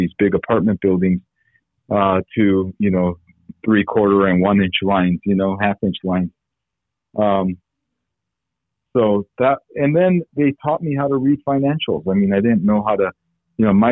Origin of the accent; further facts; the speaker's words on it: California, United States; also born or lived in Armenia; I grew up in California